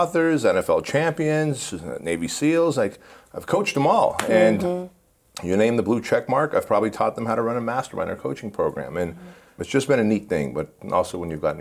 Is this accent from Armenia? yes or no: yes; Armenia; now in United States; we come from the Soviet Union, specifically Armenia